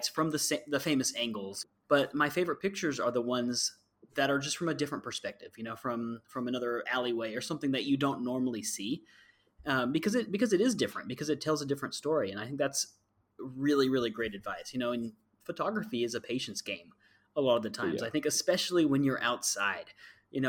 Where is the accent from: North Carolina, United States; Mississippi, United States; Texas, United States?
Texas, United States; I'm from Texas